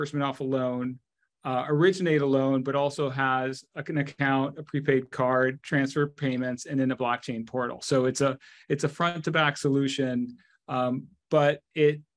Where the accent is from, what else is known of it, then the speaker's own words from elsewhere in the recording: United States; also born or lived in Argentina / Mexico; Although I grew up in the United States, my parents came to the U.S. when I was very small.